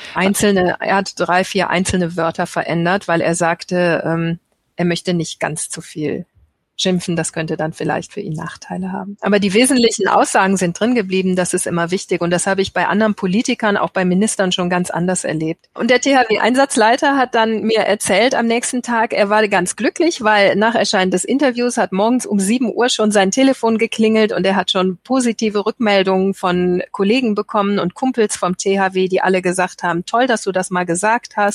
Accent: Germany; wir ja heute als Deutsche

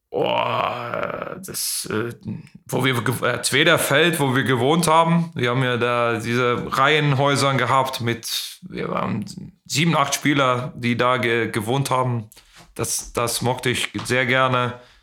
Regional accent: Ystad, Skåne, Sweden; German is a second language; moved away; in Istad, äh, in meiner, wo ich, in das Haus, wo ich aufgewachsen bin.

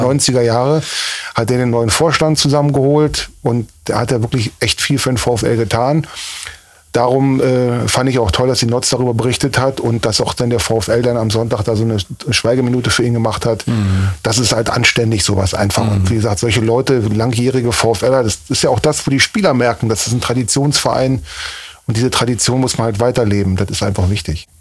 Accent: Berlin, Germany; moved away as an adult; also born or lived in Cologne / Mönchengladbach; now in Osnabrück, Germany; Bin Berliner Junge, lebe seit 30 Jahren in diesem Jahr in Osnabrück

